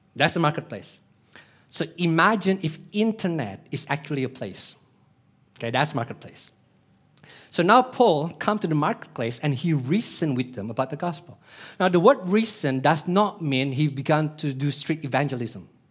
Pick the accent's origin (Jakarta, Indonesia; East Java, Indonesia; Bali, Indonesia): Bali, Indonesia; Denpasar; I was born in Denpasar, Bali, Indonesia